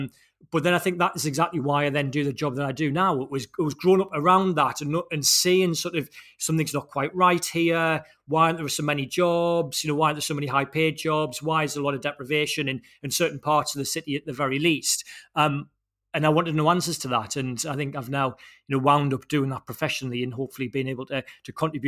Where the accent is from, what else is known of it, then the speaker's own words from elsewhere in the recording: Sunderland, North East England, United Kingdom; moved away; I grew up in Sunderland in the late 80s and 90s